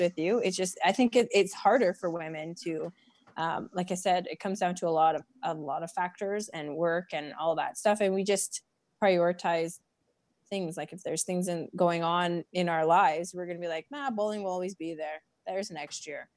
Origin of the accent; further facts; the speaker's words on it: Prince George, British Columbia, Canada; I'm from Prince George, BC.